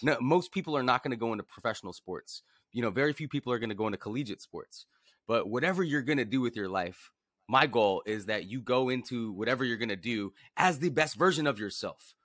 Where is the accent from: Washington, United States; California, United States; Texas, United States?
California, United States; Los Angeles; grew up in Venice Beach, California